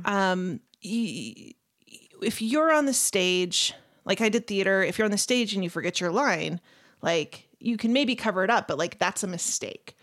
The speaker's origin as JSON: {"language": "English", "town": "Las Vegas", "region": "Nevada", "country": "United States", "tie": "born or raised there", "moved": "yes", "lives_now": "Utah, United States", "said": "I grew up in Las Vegas, Nevada"}